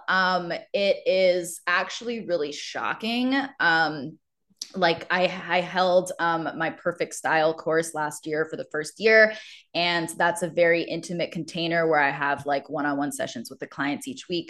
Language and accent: English; Maryland, United States; moved away; I grew up around Maryland